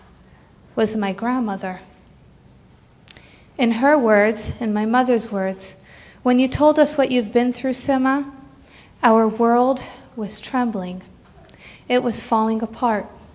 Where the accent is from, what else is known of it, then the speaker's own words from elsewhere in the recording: Santa Monica, California, United States; I grew up on Shluchas here in Santa Monica with my amazing parents and wonderful siblings